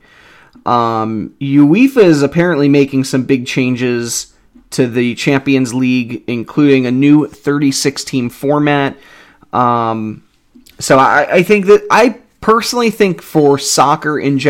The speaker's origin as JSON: {"language": "English", "country": "United States", "said": "I'm American"}